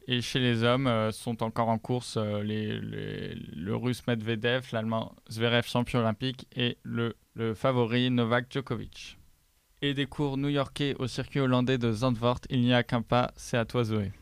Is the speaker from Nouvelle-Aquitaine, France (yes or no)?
yes; Bordeaux, Nouvelle-Aquitaine, France; je viens de Bordeaux